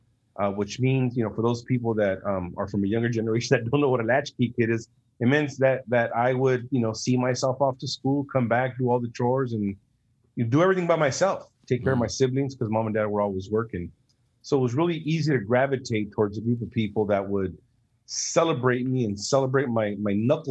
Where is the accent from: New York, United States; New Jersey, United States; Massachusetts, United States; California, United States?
California, United States; Los Angeles; moved away as an adult; I was raised in Huntington Park, Watts, South Central